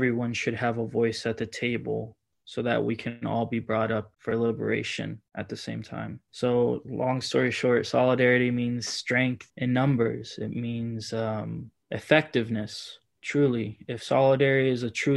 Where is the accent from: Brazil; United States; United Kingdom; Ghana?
United States; Miami, Florida; also born or lived in Washington, D.C.; now in Portland, United States; I'm from Miami, Florida